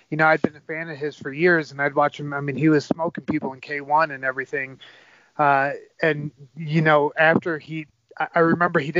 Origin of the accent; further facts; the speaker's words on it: Ann Arbor, Michigan, United States; would take a lot of pride in that in the fact that I'm from Ann Arbor, you know.